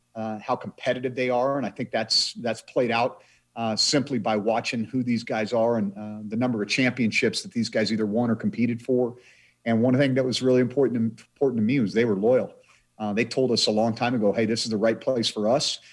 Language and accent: English; Idaho, United States; now in Montana, United States; my home state of the, the state of Idaho